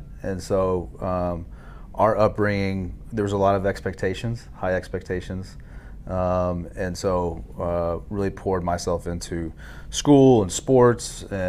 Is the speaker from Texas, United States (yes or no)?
yes; Dallas-Fort Worth area, Hurst, Euless, Bedford, Texas, United States; I'm from the Dallas-Fort Worth area, grew up in Hurst, Euless, Bedford.